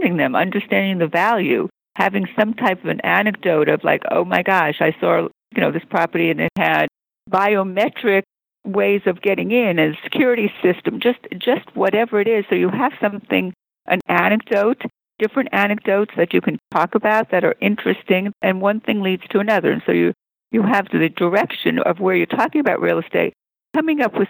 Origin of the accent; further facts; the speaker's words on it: New York, United States; moved away as an adult; also born or lived in San Fernando Valley, California; now in Beverly Hills, United States; I grew up in New York, but I didn't do any real estate in New York.